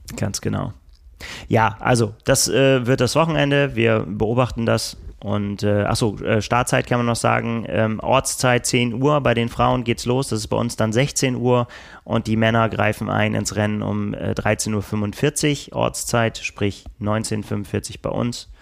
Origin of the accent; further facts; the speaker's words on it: Northern Germany, Germany; wir als Norddeutsche